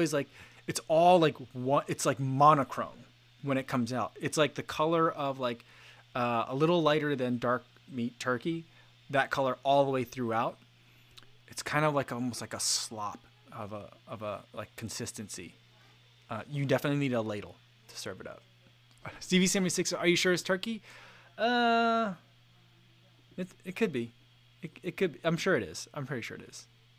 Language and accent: English; New Jersey, United States; now in Iowa, United States; We had a dish growing up in New Jersey.